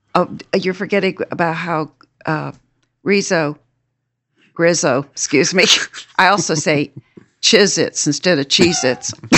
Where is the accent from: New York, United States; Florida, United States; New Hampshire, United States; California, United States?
New Hampshire, United States; when I was growing up in New Hampshire